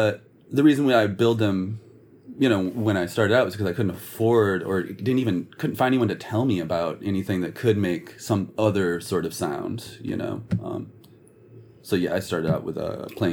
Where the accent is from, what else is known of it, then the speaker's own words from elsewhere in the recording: Michigan, United States; we are from Michigan